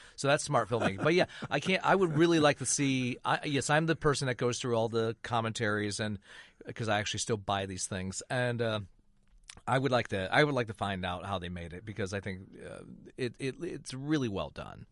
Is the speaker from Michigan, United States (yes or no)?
yes; Flint, Michigan, United States; moved away; I grew up in Flint, Michigan